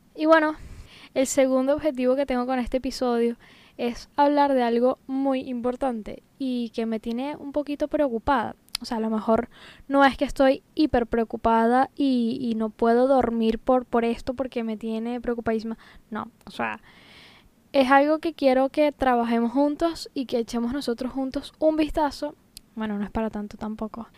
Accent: Venezuela; moved away as an adult; now in Tenerife, Spain; yo soy venezolana, pero desde hace casi seis años estoy viviendo en España, concretamente en Tenerife, en las Islas Canarias

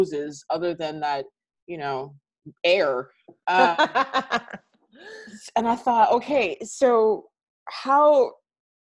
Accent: Canada; I am Canadian, actually. I was born here. My family is Antiguan.

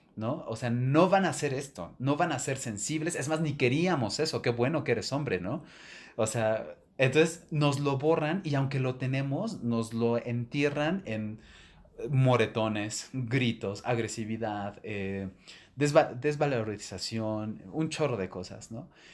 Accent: Mexico City, Mexico; yo me crié en Ciudad de México

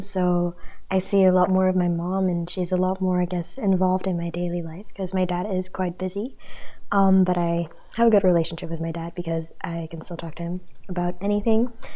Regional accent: Indonesia; moved away; I'm from Indonesia, and I'm a second year residential student

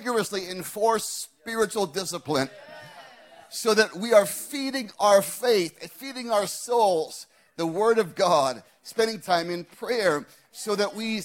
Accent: Scottsdale, Arizona, United States; my hometown of Scottsdale, Arizona

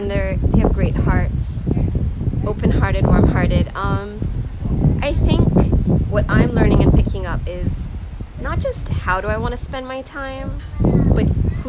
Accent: Philippines; I'm from Philippines too.

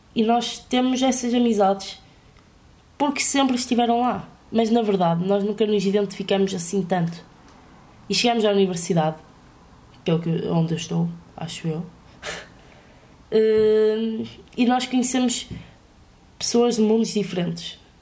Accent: Vila Real, Norte, Portugal; Eu sou de Vila Real, mas, eh, e estou a estudar na minha cidade.

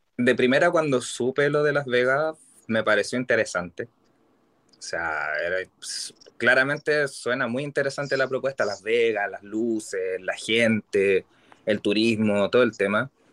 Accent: Santiago, Santiago Metropolitan Region, Chile; vivo en Santiago, acá en Chile. Soy totalmente capitalino

